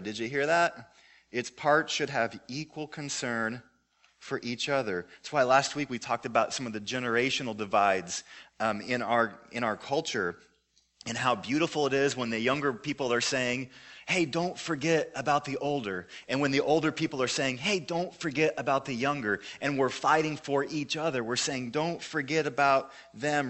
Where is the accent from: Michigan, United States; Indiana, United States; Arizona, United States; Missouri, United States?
Missouri, United States; Joplin; my hometown, Joplin, Missouri